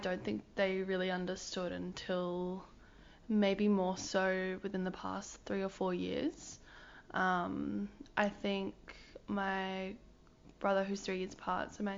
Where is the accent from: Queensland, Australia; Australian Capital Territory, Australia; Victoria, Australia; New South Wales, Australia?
New South Wales, Australia; Hunter Valley; now in Melbourne, Australia; I'm from the Hunter Valley originally